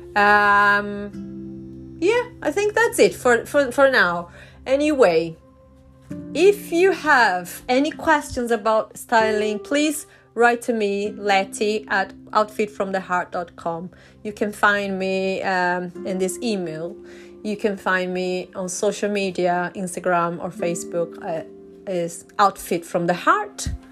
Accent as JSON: {"language": "English", "country": "Brazil", "also_born_or_lived": "Chile / north of England, United Kingdom", "first_language": "Portuguese", "second_language": "English", "moved": "yes", "lives_now": "United Kingdom", "said": "i am from brazil i'm brazilian and in brazil we speak portuguese brazilian portuguese so that's my first language"}